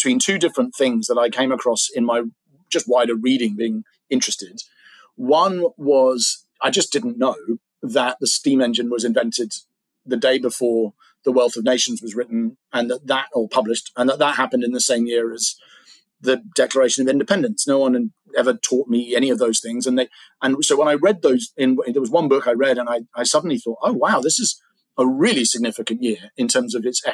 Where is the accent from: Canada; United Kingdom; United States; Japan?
United Kingdom; England; I'm an English guy